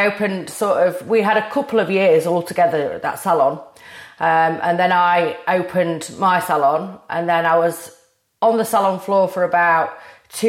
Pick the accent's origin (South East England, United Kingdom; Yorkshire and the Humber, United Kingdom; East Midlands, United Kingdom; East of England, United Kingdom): Yorkshire and the Humber, United Kingdom; Rotherham; moved back to my hometown of Rotherham